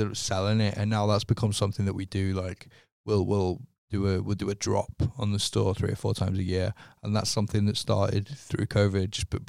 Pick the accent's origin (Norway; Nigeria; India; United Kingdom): United Kingdom; North West England; Okay, so I'm from a town just outside of Liverpool.